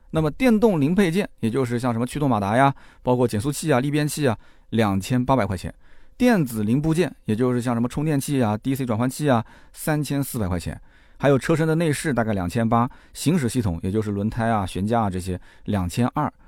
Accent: China; 我们中国人这里大部分的这个家庭换车周期基本上是三到五年

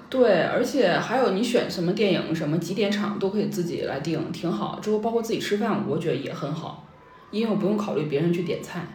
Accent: Northeast China, China; now in Beijing, China; 我们东北那边

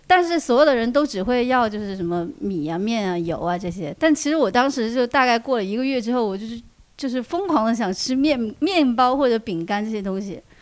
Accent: Huanggang, Hubei, China; moved away; 我一直在老家，我老家黄冈的

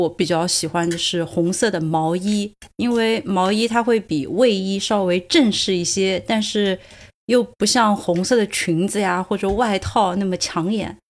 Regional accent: Sichuan, China; now in Dublin, Ireland; 我们四川人

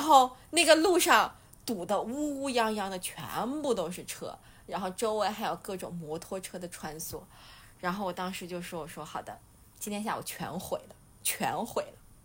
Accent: China; 我们中国人

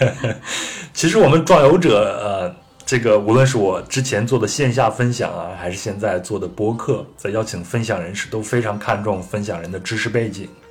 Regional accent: China; 那我们作为中国人最熟悉的这个丝绸之路呢？

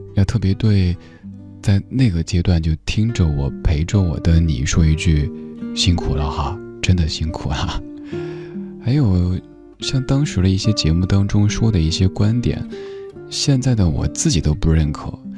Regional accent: Chengdu, Sichuan, China; accent: Chengdu dialect; 我特别希望用我的家乡话、成都话来表达

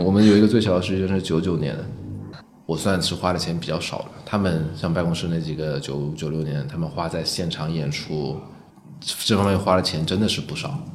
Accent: Guangzhou, Guangdong, China; now in Beijing, China; 我是一线城市长大成长的嘛，我是广州广州现在已经不算了。不好意思，我成长的时候大概是一线城市，所以我在一线城市成长。对，二十年前的一线城市

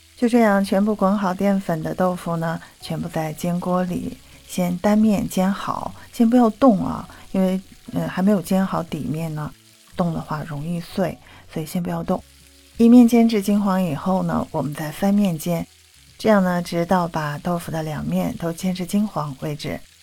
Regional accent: Xi'an, Shaanxi, China; 我是西安人

